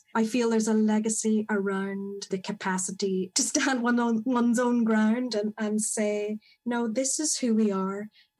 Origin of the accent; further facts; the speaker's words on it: Northern Ireland, United Kingdom; growing up in Northern Ireland